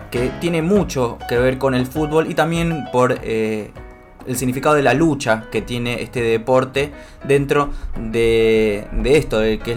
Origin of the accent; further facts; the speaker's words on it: Argentina; como argentinos y creo que también como sudamericanos